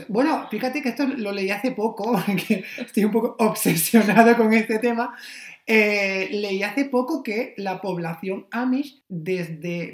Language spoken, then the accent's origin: Spanish; Almería, Andalusia, Spain; also born or lived in Pennsylvania; yo soy de Almería